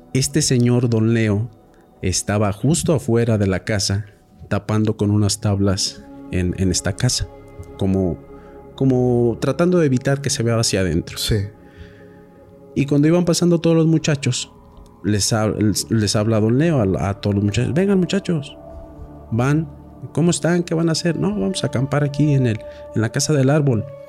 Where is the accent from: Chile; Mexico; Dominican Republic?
Mexico